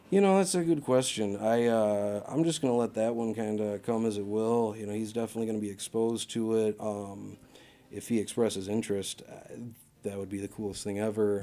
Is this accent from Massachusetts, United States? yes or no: yes; Massachusetts, United States; house I grew up in out in Achusetts